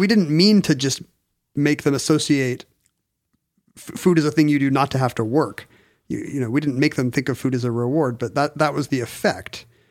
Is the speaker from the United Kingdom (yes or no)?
no; South Korea; moved away; growing up in Korea